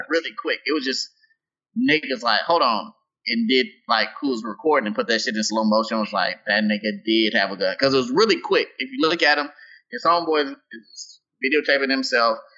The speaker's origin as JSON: {"language": "English", "region": "Tennessee", "country": "United States", "tie": "born or raised there", "said": "I grew up in Tennessee"}